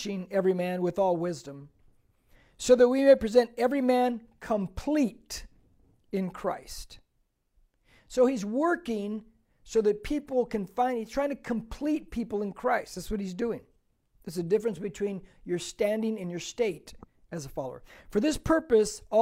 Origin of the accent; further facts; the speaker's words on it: United States; I'm an American-Mexican because I'm from here, okay? I'm an American